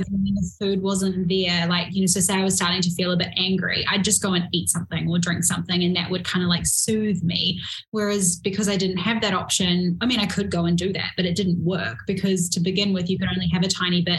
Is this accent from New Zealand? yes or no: yes; New Zealand; I'm from New Zealand